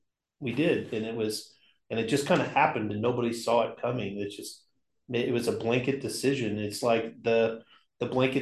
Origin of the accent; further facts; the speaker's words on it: Oklahoma, United States; growing up in Oklahoma